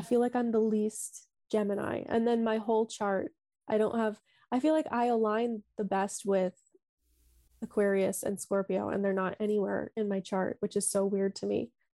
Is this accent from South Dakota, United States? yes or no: yes; Sioux Falls, South Dakota, United States; moved away as an adult; now in Dublin, Ireland; I'm from South Dakota, born and raised.